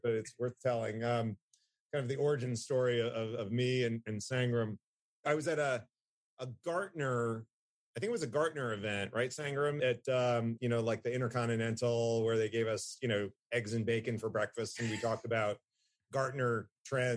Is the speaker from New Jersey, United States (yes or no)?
yes; New Jersey, United States; now in Atlanta, United States; I'm from Jersey